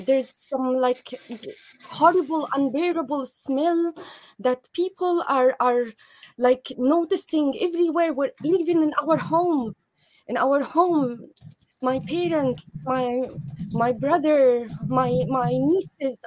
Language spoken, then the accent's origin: English; Jabalia, Gaza Strip, Palestine; moved away; I'm from Jabalia refugee camp